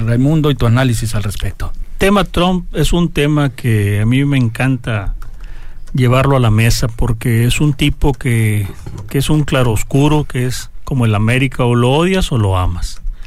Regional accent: Mexico; todos somos mexicanos

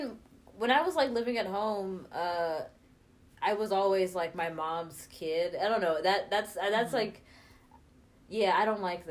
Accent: Atlanta, Georgia, United States; moved away as an adult; now in Kansas City, United States; I grew up in Atlanta

